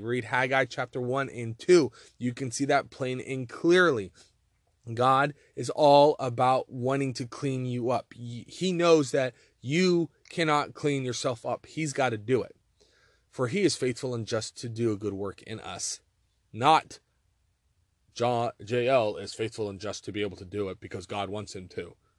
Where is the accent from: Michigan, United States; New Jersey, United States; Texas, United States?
Texas, United States; moved away; also born or lived in Montana; I'm from Texas and I've lived in Montana